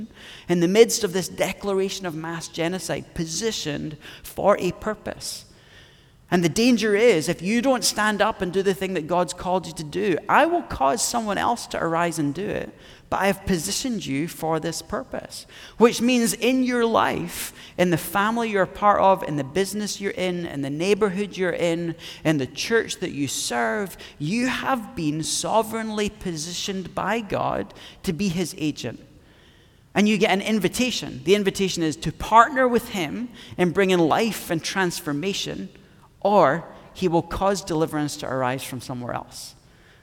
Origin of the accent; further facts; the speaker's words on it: Scotland, United Kingdom; me being Scottish